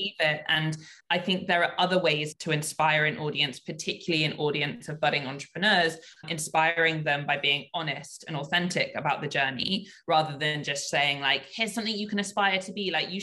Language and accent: English; United Kingdom; moved away as an adult; now in Hong Kong; I was raised in the UK.